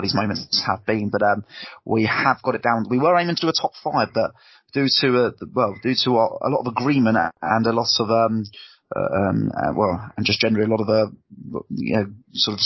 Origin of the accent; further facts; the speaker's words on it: Haywards Heath, South East England, United Kingdom; my hometown of Hayward-Teeth